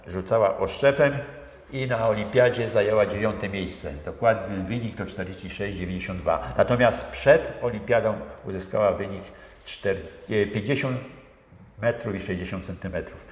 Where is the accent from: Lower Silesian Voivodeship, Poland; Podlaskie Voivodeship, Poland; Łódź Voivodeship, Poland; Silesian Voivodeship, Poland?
Łódź Voivodeship, Poland; area around Bełchatów; moved away as an adult; also born or lived in Kluczbork; Ja pochodzę z okolic Bełchatowa, ogólnie jak mhm. skończyłem mhm. w Bełchatowie, no i przyszedłem do Kluczborka